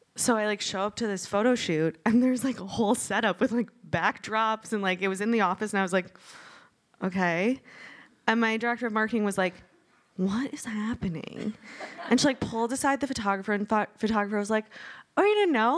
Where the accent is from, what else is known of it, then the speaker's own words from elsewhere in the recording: Michigan, United States; moved away; I'm from Michigan.